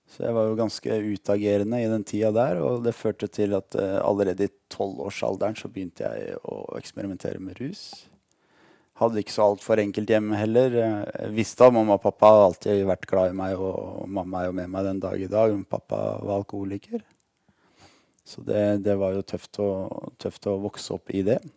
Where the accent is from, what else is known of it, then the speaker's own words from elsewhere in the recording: Lørenskog, Akershus, Norway; also born or lived in Ålesund; Jeg er født i Ålesund faktisk. Man kan ikke høre det på dialekta lenger, men jeg er født i Ålesund. Vi bodde der til jeg var seks år gammel, og så flytta vi til Lørenskog utafor Oslo.